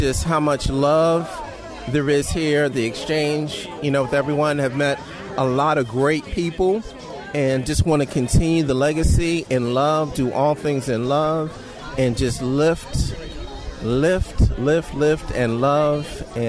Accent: Washington, District of Columbia, United States; I am from D.C.

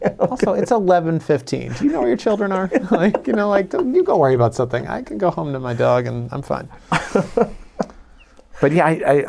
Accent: Chicago, Illinois, United States; moved away as an adult; also born or lived in Long Island / Iowa / New York / Los Angeles; So we moved to Chicago when I was like two. So I grew up my whole life and I went to school in Iowa. So I'm pretty much Midwest.

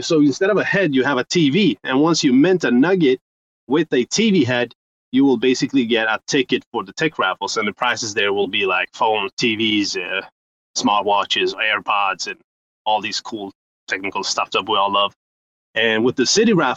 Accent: Sweden; I'm from Sweden, 36, and I'm an entrepreneur here in Sweden.

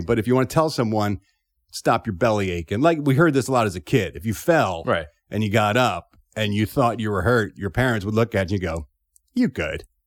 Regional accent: Philadelphia, Pennsylvania, United States; born or raised there; accent: Philly; moved away

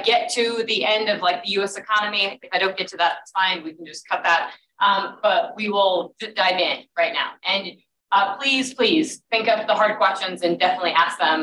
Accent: Southwest Wyoming, Northwest Colorado, United States; also born or lived in London / Washington, D.C.; I grew up in Northwest Colorado, Southwest Wyoming.

